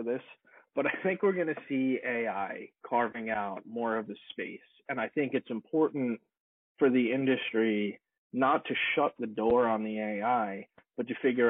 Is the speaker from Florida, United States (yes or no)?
no; Long Island, New York, United States; moved away as an adult; now in Los Angeles, United States; I moved from Long Island, New York to Los Angeles back in 2007 to become an audio engineer.